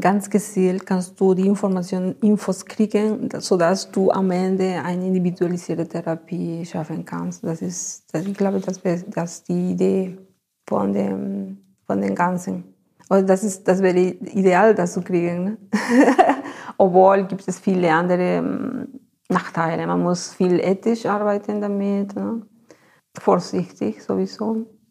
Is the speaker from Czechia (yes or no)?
no; Ayacucho, Peru; German is a second language; moved away as an adult; also born or lived in Lima, Peru; now in Germany; ich komme aus Ayacucho. Ne? Das ist eine Stadt äh, von den Anden